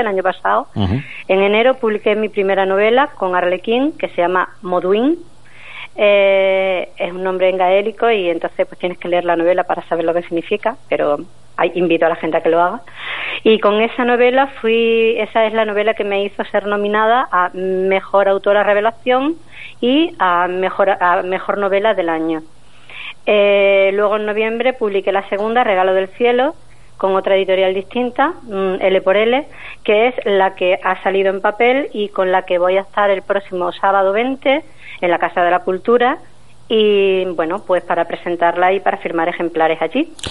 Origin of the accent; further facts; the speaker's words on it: Don Benito, Extremadura, Spain; moved away as an adult; now in Badajoz, Spain; en todas partes digo que soy de Don Benito